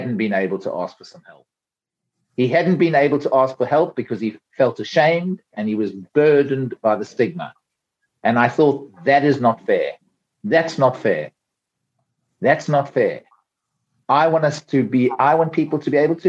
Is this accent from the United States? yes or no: no; South Africa; accent: South African; moved away as an adult; now in United Kingdom; I'm a South African through and through, though I live in the UK now and I've been here for a long, long time, but I have not lost my South African accent.